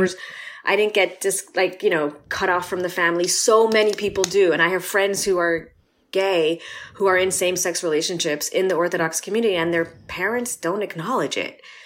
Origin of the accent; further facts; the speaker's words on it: Los Angeles, California, United States; born and raised in L